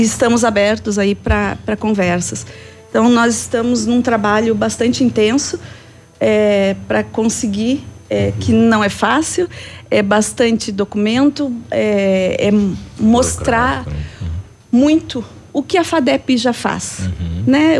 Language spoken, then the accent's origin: Portuguese; Rio Grande do Sul, Brazil; also born or lived in Tocantins; now in Pato Branco, Brazil; Eu sou gaúcha, mas uhum. eu estava no norte, eu tá estava no Tocantins